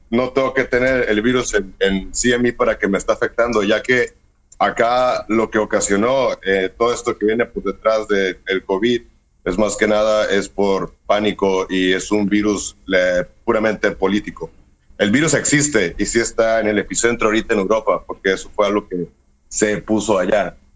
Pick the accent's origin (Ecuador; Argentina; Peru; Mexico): Mexico; Hermosillo, Sonora; now in San Francisco, United States; Sí, soy de Hermosillo, Sonora, del barrio de los Virreyes.